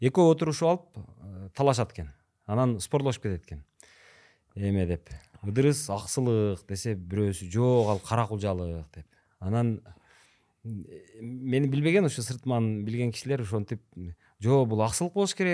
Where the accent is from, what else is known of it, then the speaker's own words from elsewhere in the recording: Nookat, Osh Region, Kyrgyzstan; also born or lived in Kyzyl-Kiya; мен сексен төртүнчү жылкы болом анан ошол айылда э, туулуп өскөнмүн ноокатта ынтымак деген айыл бар